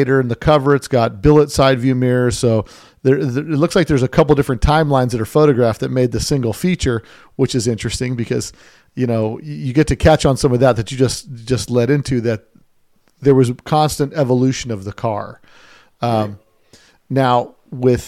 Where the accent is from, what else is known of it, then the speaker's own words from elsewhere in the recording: Las Vegas, Nevada, United States; I'm from Vegas